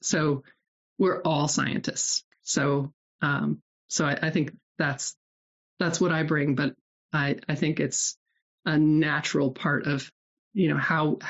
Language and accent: English; Nebraska, United States; moved away; also born or lived in Iowa; so I was raised in Nebraska and then moved to Iowa. My family moved about every 4 or 5 years.